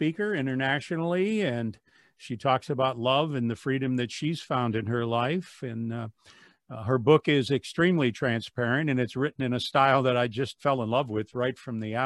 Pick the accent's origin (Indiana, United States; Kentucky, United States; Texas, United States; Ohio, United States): Ohio, United States; Wadsworth; here in my hometown on Wadsworth Community Radio